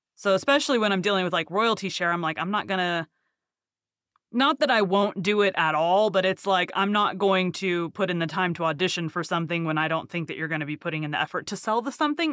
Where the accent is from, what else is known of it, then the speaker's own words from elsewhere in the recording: the South, United States; I'm from the South